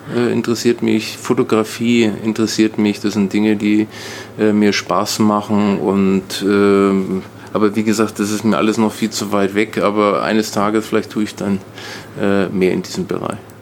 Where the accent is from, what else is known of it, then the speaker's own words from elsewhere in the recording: Nuremberg, Bavaria, Germany; now in Brandenburg, Germany; ich bin in Nürnberg aufgewachsen